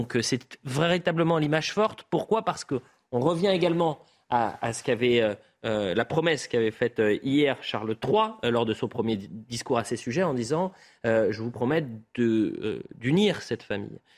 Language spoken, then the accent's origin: French; France; chez nous, en France